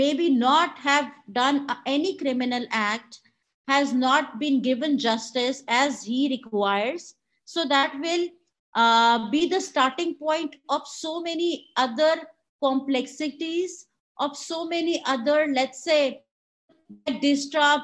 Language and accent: English; Pakistan